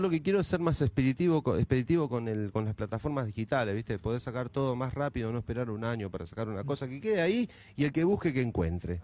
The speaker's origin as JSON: {"language": "Spanish", "town": "Moreno", "region": "Buenos Aires Province", "country": "Argentina", "tie": "born or raised there", "said": "Yo, por ejemplo, vengo de Moreno, de un barrio muy humilde. Estudié la primaria, estudié la secundaria como pude"}